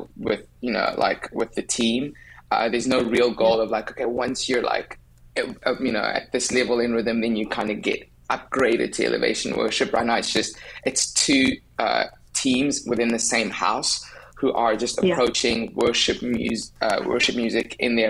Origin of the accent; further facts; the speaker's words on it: South Africa; accent: South African; moved away as an adult; now in United States; I'm from South Africa. I've lived there my whole life.